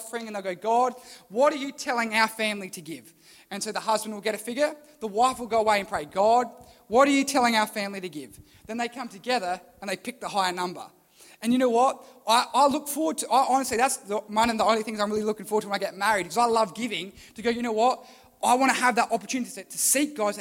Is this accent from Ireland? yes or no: no; Port Lincoln, South Australia, Australia; where are you from? Port Lincoln